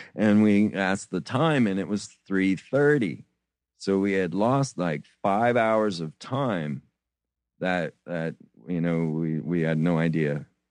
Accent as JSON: {"language": "English", "region": "Florida", "country": "United States", "tie": "born or raised there", "said": "I grew up in Florida"}